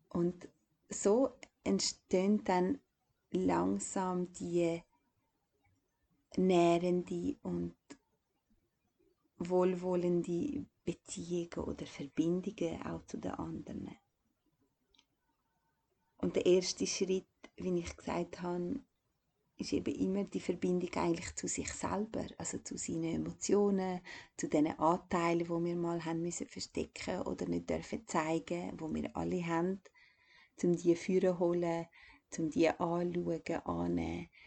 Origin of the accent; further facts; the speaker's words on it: Kosovo; now in Switzerland; ich bin eigentlich von Kosovo in die Schweiz gekommen und das war wie so abrupt.